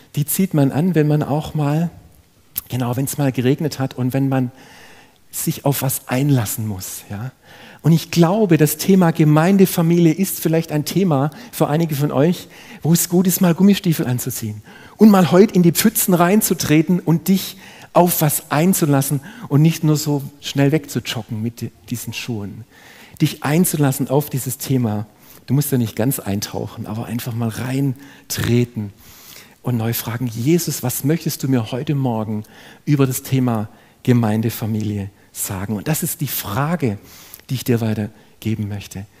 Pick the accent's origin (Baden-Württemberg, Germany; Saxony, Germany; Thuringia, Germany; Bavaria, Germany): Baden-Württemberg, Germany; Ludwigsburg; Ich bin selber in eine, in eine schwäbische Familie hineingeboren worden. Ich habe einen jüngeren Bruder. Ich bin in Ludwigsburg aufgewachsen